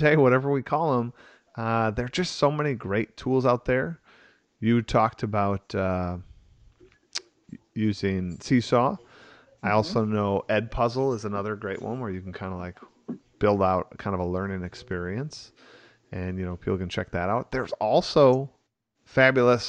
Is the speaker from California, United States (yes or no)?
no; Wisconsin, United States; growing up in Wisconsin